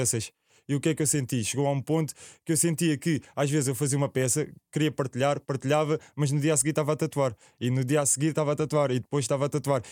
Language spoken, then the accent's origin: Portuguese; Alhandra, Lisbon, Portugal; Eu sou de Alhandra, ao lado da Alverca